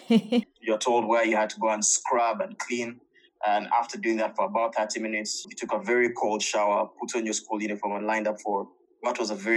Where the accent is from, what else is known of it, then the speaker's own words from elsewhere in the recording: Kampala, Central Region, Uganda; now in Mauritius; I was born and raised in Kampala